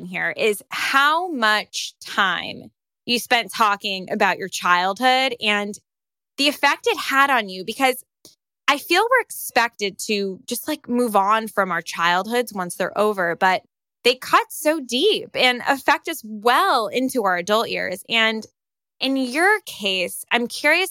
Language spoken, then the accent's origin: English; New York City, New York, United States; when I was growing up in New York City, I lived for sports and skate parks